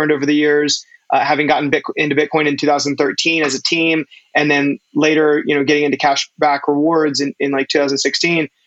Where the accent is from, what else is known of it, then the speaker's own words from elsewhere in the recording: North Carolina, United States; now in New York, United States; I was born and raised in North Carolina